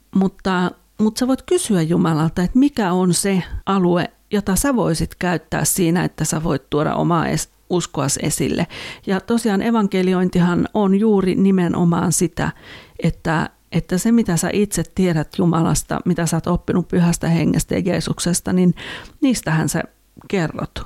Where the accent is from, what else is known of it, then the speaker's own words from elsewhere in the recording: Finland; en ole koulumaailmassa niin kuin teini, teini-ikäisenä tai lapsena ollut muualla kuin Suomessa